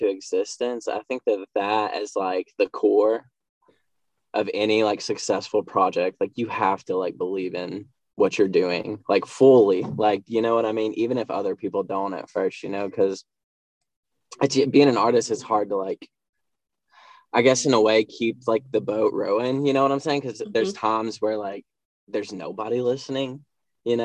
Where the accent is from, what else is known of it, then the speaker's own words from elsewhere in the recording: Bristol, Tennessee, United States; He actually moved an hour away from my hometown. That's Bristol, Tennessee